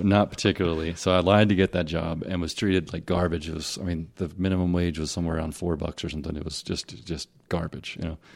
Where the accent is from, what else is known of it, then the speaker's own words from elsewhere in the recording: Tennessee/Mississippi border area, United States; also born or lived in Hernando, Mississippi; I grew up in Tennessee, in Mississippi.